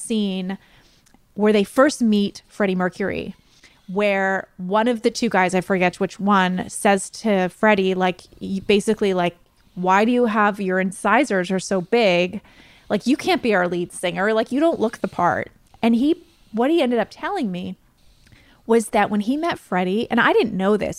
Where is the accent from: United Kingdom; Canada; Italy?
Canada; we're Canadian, we say biopic.